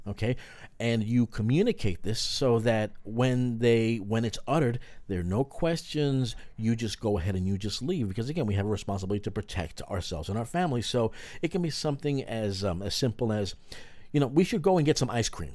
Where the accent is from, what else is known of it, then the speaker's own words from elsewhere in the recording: New York, United States; a fellow New Yorker